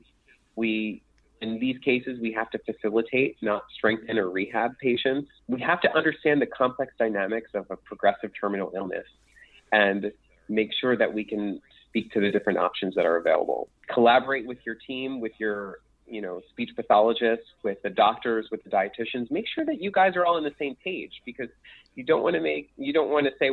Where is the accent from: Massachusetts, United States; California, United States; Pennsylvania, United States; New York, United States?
Pennsylvania, United States; Philadelphia; accent: Philadelphia; my Philadelphia accent.